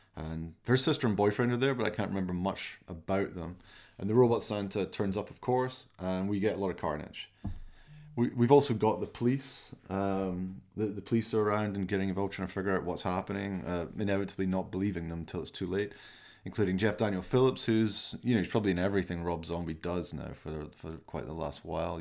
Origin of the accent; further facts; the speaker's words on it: Glasgow, Scotland, United Kingdom; I'm from Glasgow